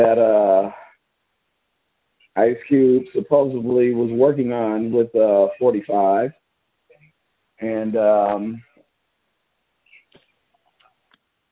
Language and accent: English; Fresno, California, United States; also born or lived in Texas; I grew up in West Fresno